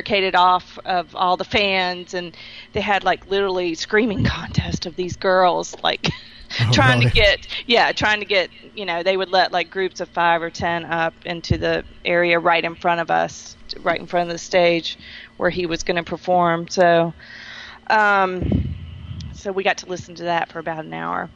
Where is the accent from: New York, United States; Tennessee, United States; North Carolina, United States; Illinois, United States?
North Carolina, United States; my home state of North Carolina